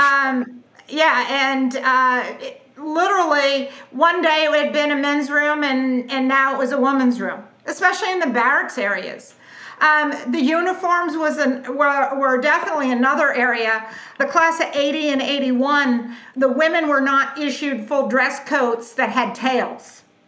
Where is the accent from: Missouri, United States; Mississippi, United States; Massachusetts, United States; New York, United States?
Massachusetts, United States; southeastern; now in Ponte Vedra, United States; I grew up in southeastern Massachusetts